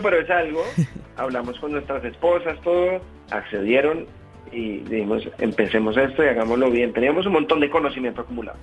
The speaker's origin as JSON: {"language": "Spanish", "country": "Colombia", "moved": "yes", "said": "decidí devolverme y mudarme a Colombia"}